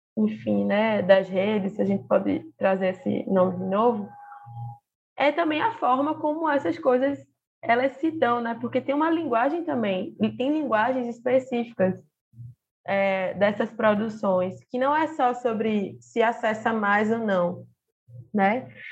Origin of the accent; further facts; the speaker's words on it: Recife, Pernambuco, Brazil; Eu sou aqui de Recife